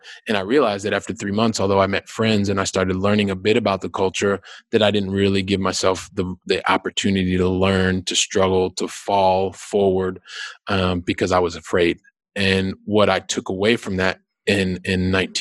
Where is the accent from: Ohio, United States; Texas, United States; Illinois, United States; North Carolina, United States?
Ohio, United States; Columbus; moved away as an adult; also born or lived in Westerville, Ohio / Valencia, Spain / St. Louis, Missouri; we finished high school in Columbus